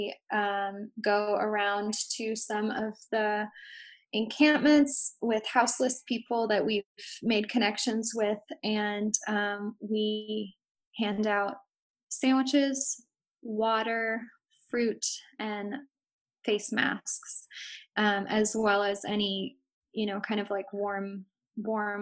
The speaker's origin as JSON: {"language": "English", "town": "San Francisco", "region": "California", "country": "United States", "tie": "born or raised there", "said": "I grew up in San Francisco, so I have a lot of ties to my neighborhood on the west side"}